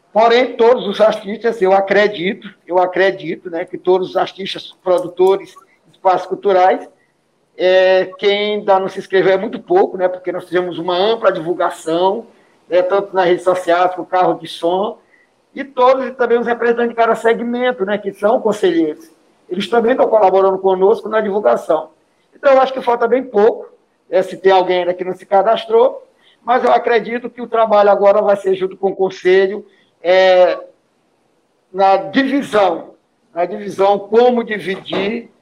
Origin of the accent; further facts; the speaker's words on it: Paço do Lumiar, Maranhão, Brazil; Eu vim da zona rural, sou da comunidade da Pinova